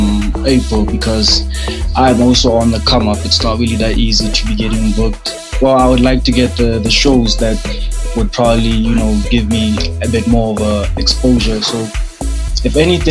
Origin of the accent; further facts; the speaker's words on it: Botswana; now in South Africa; I come from Botswana, and I'm here in South Africa